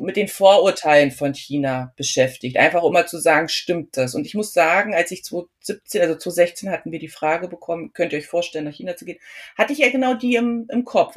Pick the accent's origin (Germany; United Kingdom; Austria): Germany; mein Mann und ich, wir sind beide Deutsche